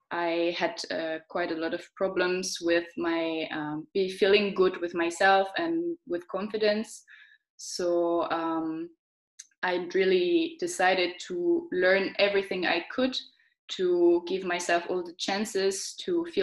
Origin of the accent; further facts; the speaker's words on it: Switzerland; also born or lived in London / Austria; now in Germany; Um, I come from Switzerland.